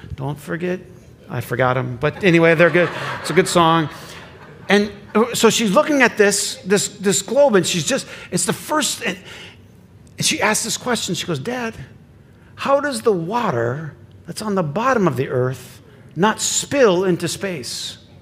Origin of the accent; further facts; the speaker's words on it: Flint, Michigan, United States; I grew up in Flint